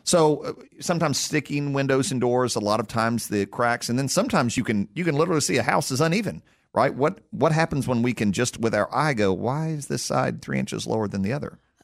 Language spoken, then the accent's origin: English; Tennessee, United States; born and raised in Tennessee, and I've been a proud son of the state for a long time.